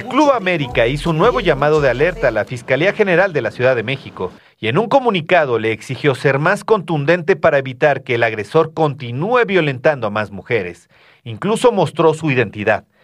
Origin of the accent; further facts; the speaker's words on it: Chile; Bueno, nosotros venimos de Chile y allá no es, no es tan caluroso como, como